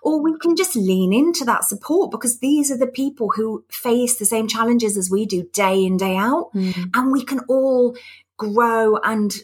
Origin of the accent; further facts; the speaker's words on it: United Kingdom; being British